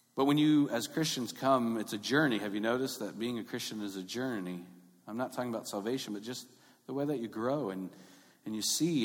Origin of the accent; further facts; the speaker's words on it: Long Beach, California, United States; I grew up in North Long Beach